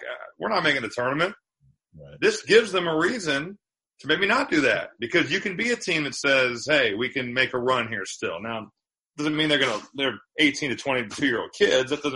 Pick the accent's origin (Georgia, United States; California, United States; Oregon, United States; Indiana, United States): Indiana, United States; I'm from Indiana